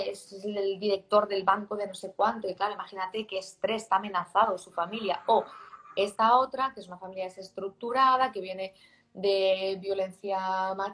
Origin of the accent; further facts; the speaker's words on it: Barcelona, Catalonia, Spain; Yo vengo de Barcelona, ¿no?